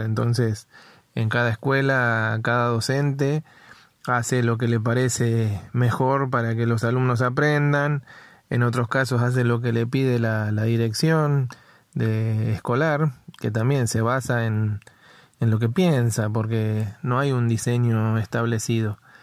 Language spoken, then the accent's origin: Spanish; Buenos Aires, Argentina; yo soy de Capital Federal